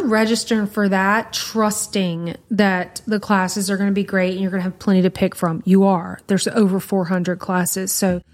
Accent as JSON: {"language": "English", "region": "Louisiana", "country": "United States", "said": "like, we're from Louisiana, y'all. We are not built for that."}